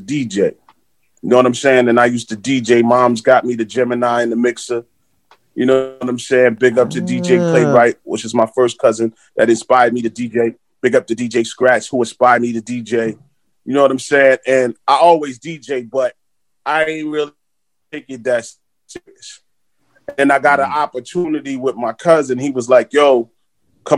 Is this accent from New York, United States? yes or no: yes; New York City, New York, United States; growing up in Flatbush, Brooklyn